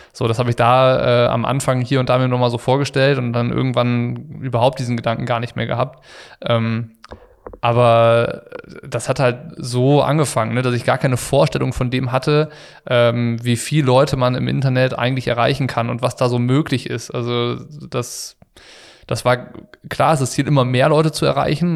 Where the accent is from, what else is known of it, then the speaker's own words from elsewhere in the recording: Ratingen, North Rhine-Westphalia, Germany; ich war aus Ratingen